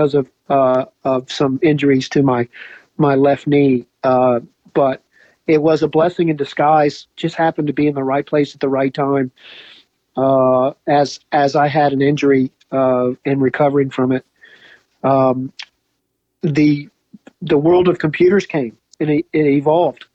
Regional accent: United States; moved away as an adult; now in Geelong, Australia; I always will be American

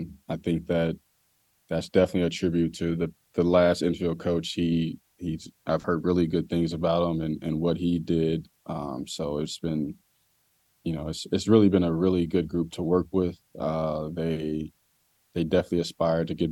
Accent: Chicago, Illinois, United States; now in Columbia, United States; I'm from Chicago.

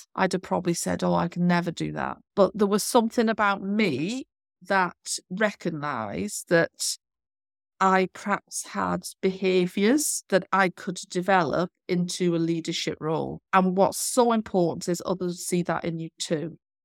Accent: North Wales, United Kingdom; moved away as an adult; also born or lived in Southend / Birmingham / Bournemouth / Doncaster; now in London, United Kingdom; I'm actually from North Wales. I've trained in North Wales.

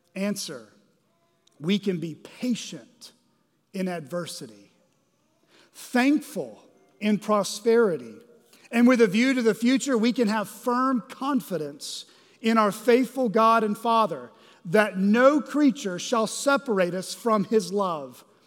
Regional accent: Arkansas, United States; we're from Arkansas, or many of us live in Arkansas

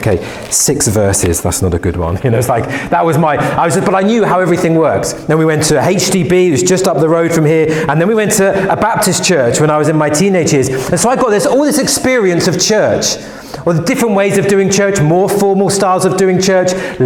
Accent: London, United Kingdom; I grew up in West London, and I grew up going to church

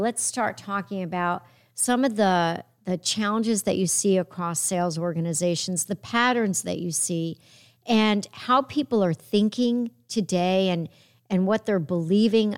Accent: New York, United States; I'm a New Yorker

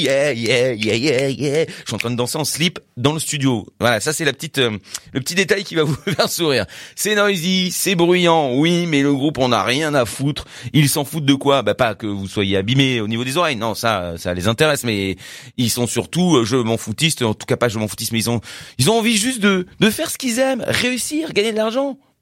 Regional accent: France; pour nous en tant que Français

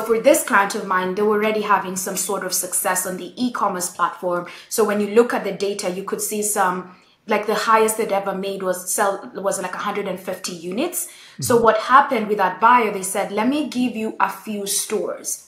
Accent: Nairobi, Kenya; I grew up in Nairobi, Kenya

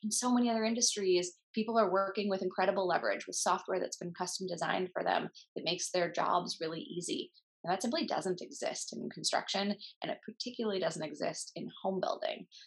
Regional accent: Minnesota, United States; also born or lived in Kansas City; I grew up in Minnesota

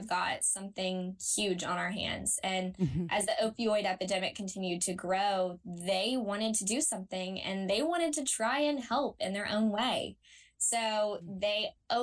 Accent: Lexington, Kentucky, United States; moved away as an adult; now in Georgia, United States; my hometown of Lexington, Kentucky

